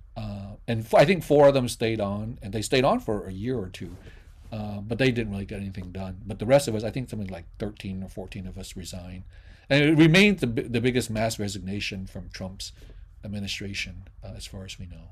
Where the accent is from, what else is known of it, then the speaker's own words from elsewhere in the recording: Vietnam; now in United States; I'm a Vietnamese person living in the United States.